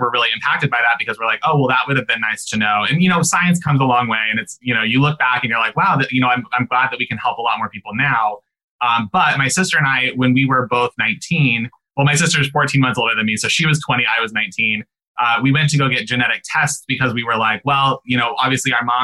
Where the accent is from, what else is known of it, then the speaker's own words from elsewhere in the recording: Omaha, Nebraska, United States; we grew up in Omaha, Nebraska